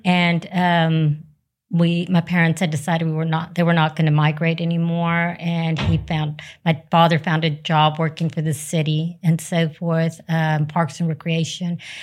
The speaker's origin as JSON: {"language": "English", "town": "Raymondville", "region": "Texas", "country": "United States", "tie": "born or raised there", "said": "we were raised in South Texas, uh, Raymondville, Texas, which is close to the Rio Grande Valley"}